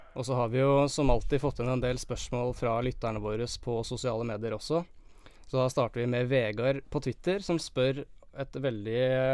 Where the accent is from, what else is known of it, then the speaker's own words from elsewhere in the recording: Eastern Norway, Norway; moved away as an adult; now in Bodø, Norway; jeg har vært hjemme på Østlandet